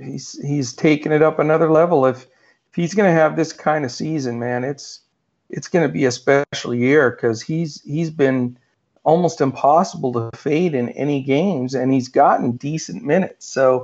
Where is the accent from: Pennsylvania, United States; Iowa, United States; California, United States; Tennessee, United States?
Pennsylvania, United States; now in Dallas, United States; Well, no, I'm from Pennsylvania. I mean, I'm in Dallas now, but yeah, that wasn't my home base initially. But yeah, we're both sort of East Coast guys.